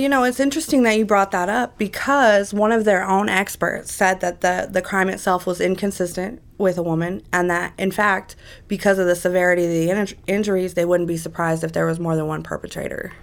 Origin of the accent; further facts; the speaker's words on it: Las Vegas, Nevada, United States; also born or lived in Las Cruces, New Mexico / California; when I was about two years old. My biological mother and my father came to Las Vegas